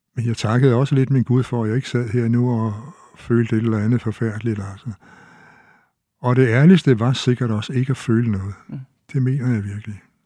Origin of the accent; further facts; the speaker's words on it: Store Heddinge, Zealand, Denmark; at jeg var fra Stevns fra Store Hedding